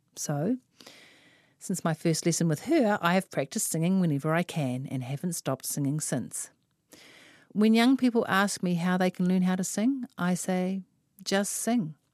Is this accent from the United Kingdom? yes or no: no; Auckland, New Zealand; I am from West Auckland